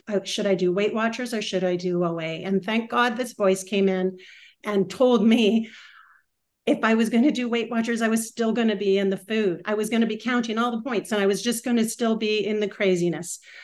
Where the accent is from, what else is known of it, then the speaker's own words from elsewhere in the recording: West Coast, British Columbia, Canada; also born or lived in Vancouver / Whistler; I am from the West Coast, and was mentioned I am from Canada. I am I live part time in Vancouver and Whistler